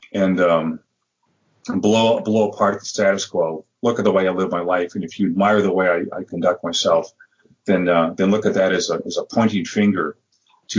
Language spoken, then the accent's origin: English; Madison, Wisconsin, United States; also born or lived in Milwaukee, Wisconsin; I was living about 2 hours out of Madison, where I was born, and in Milwaukee.